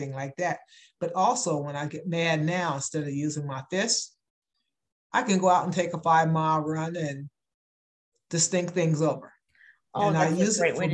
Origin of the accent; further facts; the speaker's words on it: York, Pennsylvania, United States; I am from Pennsylvania, the state of Pennsylvania, in a little town called York, Pennsylvania